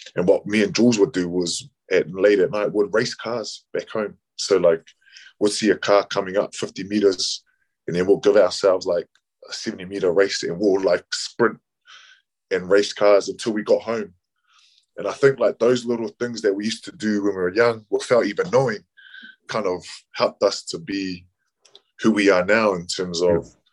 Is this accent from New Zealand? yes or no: yes; New Zealand; a Kiwi Kiwi born Samoan